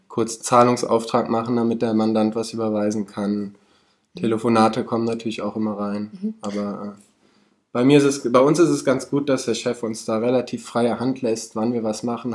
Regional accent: Cologne, North Rhine-Westphalia, Germany; Ich komme aus Köln

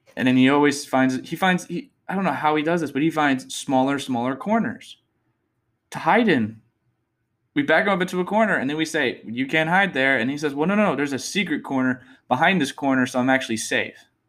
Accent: Texas, United States; I'm from Texas. Born and raised

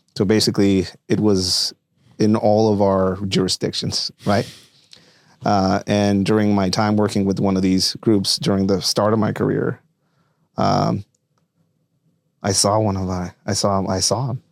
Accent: Tijuana, Baja California, Mexico; English is a second language; moved away as an adult; now in United States; I was born and raised in Tijuana, Mexico

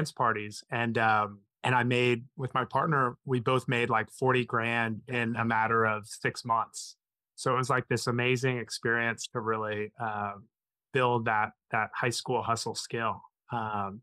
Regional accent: Indiana, United States; I grew up in Indiana, went to Indiana University

